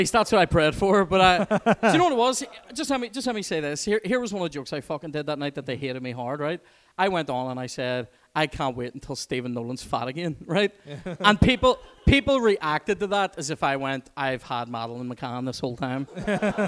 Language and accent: English; Belfast, Northern Ireland, United Kingdom; that's where I used to tell the Brits I lived, because I didn't want to say Twinbrook, right? Hashtag West Belfast life